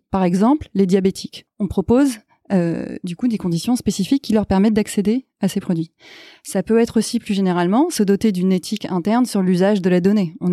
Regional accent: United States; Ah oui, j'ai grandi en partie aux États-Unis.

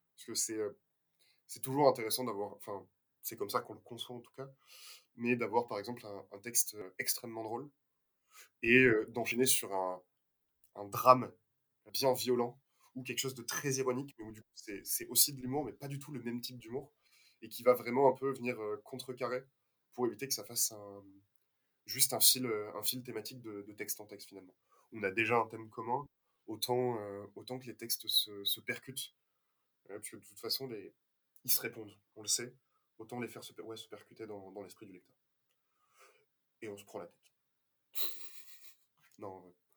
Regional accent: Toulouse, Occitania, France; on est toulousain

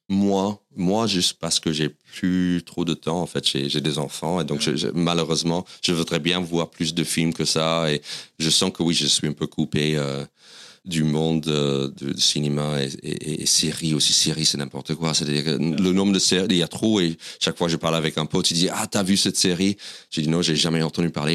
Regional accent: White Plains, New York, United States; French is a second language; moved away as an adult; now in Paris, France; je suis né à White Plains, New York, qui est dans l'État de New York, 30 minutes au nord de, New York City, de Manhattan. Et j'ai, donc c'est là où j'ai l'hôpital de White Plains, c'est là où je suis né. J'ai grandi dans ce comté qui s'appelle le Westchester.

